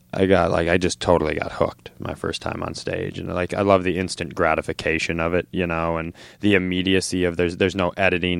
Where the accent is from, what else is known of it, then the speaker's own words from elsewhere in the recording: Worthington, Minnesota, United States; also born or lived in Twin Cities, Minnesota / California; I was born and raised in Worthington, Minnesota